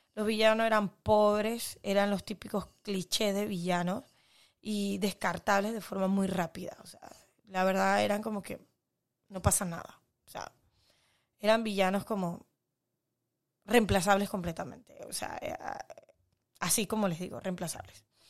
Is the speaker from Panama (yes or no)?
yes; Panama